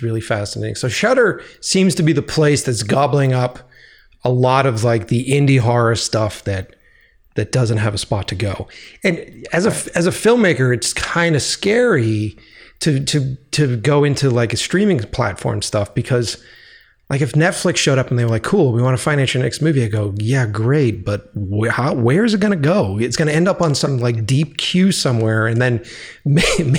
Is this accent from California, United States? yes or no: no; Boston, Massachusetts, United States; moved away; my hometown of Boston